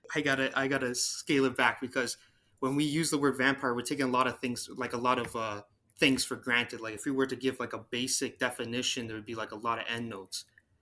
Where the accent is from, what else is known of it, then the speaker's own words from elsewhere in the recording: Ontario, Canada; I'm from Ontario, Canada.